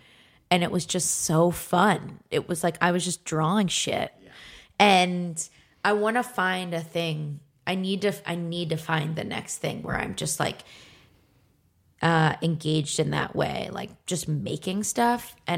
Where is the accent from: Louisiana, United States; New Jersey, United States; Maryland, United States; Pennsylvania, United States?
Pennsylvania, United States; Philadelphia; Because I'm from Philly.